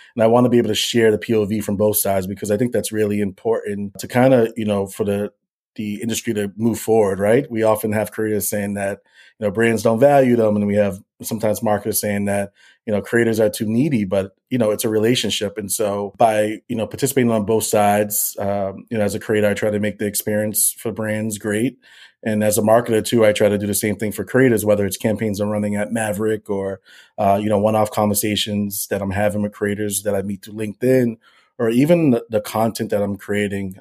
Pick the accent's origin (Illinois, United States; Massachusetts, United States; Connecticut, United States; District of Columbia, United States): Massachusetts, United States; Boston; I'm born and raised in Boston, Massachusetts